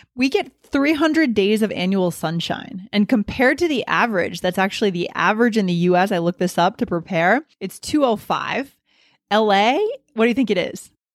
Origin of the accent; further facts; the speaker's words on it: New Hampshire, United States; also born or lived in New York City / Boston / Virginia; now in Colorado, United States; I grew up in New Hampshire